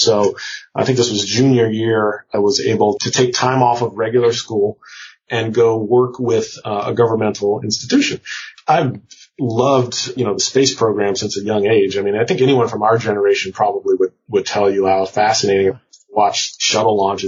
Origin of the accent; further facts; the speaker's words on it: Prince George's County, Maryland, United States; moved away as an adult; also born or lived in Cambridge, Massachusetts; I was coming from PG County, Maryland, which, PG, my hometown's like, you know, 95% black.